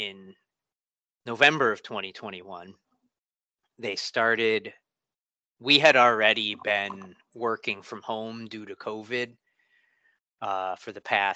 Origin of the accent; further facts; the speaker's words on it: Connecticut, United States; moved away as an adult; now in Massachusetts, United States; I grew up in Connecticut, but I moved up to Massachusetts about 17 years ago, 15 years ago